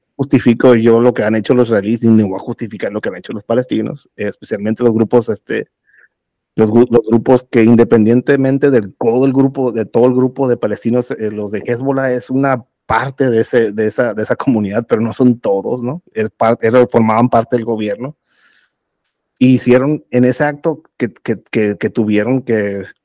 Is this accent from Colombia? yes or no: no; Mexico; soy mexicano